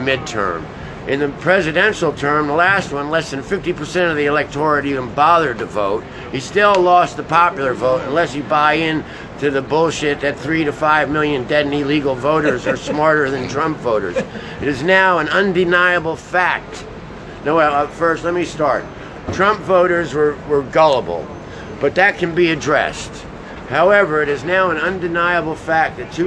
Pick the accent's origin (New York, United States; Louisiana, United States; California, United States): New York, United States; New York City; I'm from New York City